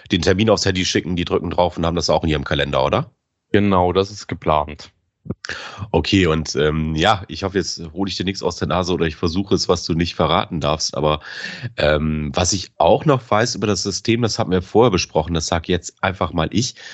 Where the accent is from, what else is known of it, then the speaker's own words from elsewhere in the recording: Bremen, Germany; ich komme ja aus Bremen, so aus Interesse.